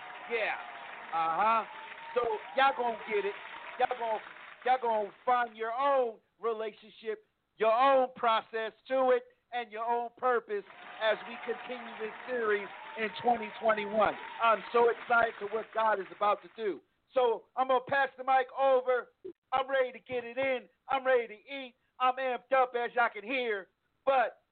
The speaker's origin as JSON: {"language": "English", "region": "East Coast", "country": "United States", "moved": "yes", "lives_now": "Texas, United States", "said": "I'm from the East Coast"}